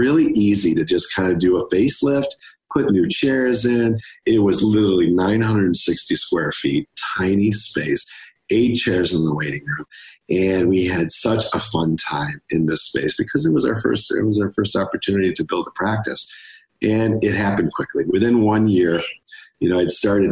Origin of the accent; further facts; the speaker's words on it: Rochester, New York, United States; also born or lived in Buffalo; Rochester's my hometown.